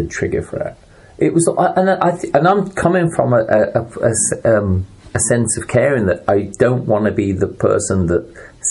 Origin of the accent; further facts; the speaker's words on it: Coventry, West Midlands, United Kingdom; my hometown of Coventry growing up